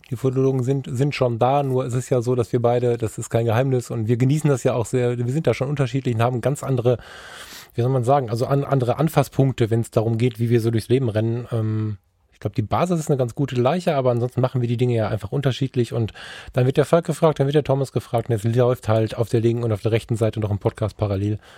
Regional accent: Germany; wenn wir als Deutsche

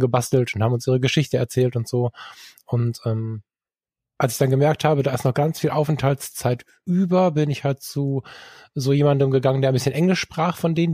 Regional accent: Ruhr area, North Rhine-Westphalia, Germany; ich bin halb im Ruhrgebiet aufgewachsen

